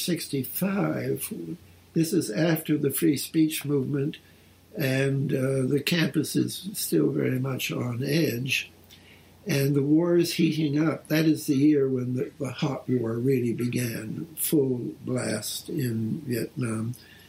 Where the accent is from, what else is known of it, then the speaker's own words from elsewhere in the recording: Canada; moved away as an adult; I'm a Canadian